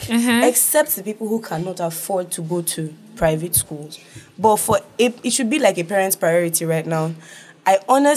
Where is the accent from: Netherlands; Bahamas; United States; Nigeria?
Nigeria; being a Nigerian